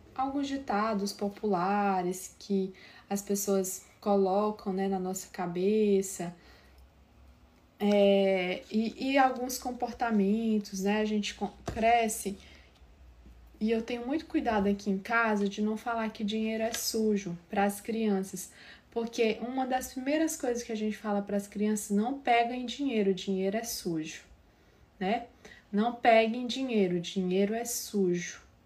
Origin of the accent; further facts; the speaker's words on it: São Raimundo das Mangabeiras, Maranhão, Brazil; do interior do sul do Maranhão, né? Eu, eu sou de São Raimundo das Mangabeiras, lá do interior